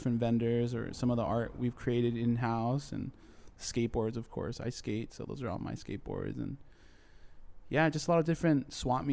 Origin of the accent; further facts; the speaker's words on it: Chula Vista, California, United States; also born or lived in San Ysidro; there's a place called Chula Vista where I'm from